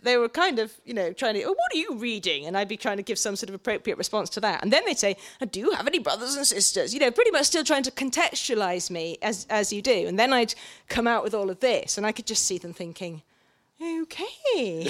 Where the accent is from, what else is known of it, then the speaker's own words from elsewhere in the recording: South West England, United Kingdom; born there; And I sounded posh, you know, because I was born in Cornwall and the Irish father and moved around a bit.